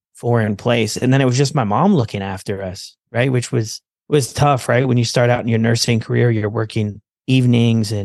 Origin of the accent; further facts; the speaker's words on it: Ontario, Canada; I was born in Canada, Ontario, and my mom was a single mom